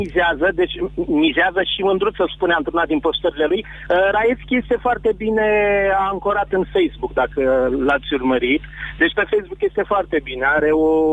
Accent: Constanța, Constanța County, Romania; Din Constanța sunt

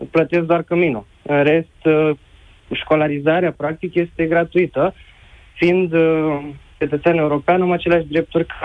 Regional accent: Romania; moved away as an adult; now in Poland; vreau să vă povestesc eu de ce am plecat din România pentru că aveam oportunitatea să învăț aproape de casă, la București, dar uh, am ales să vin aici, destul de departe de casă

